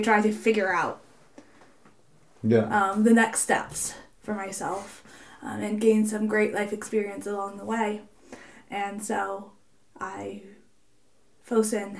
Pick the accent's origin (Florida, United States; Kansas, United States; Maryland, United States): Maryland, United States; moved away as an adult; now in Norway; I come from Maryland